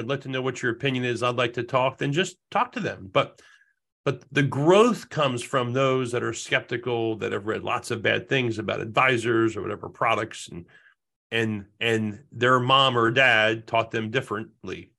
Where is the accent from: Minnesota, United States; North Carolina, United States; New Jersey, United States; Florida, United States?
New Jersey, United States; Jersey Shore; now in Rhode Island, United States; I grew, was born and raised in the Jersey Shore. I make my home in Rhode Island now.